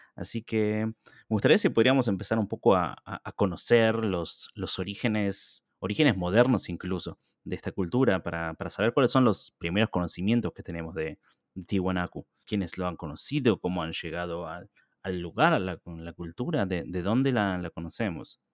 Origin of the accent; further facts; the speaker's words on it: Argentina; como argentino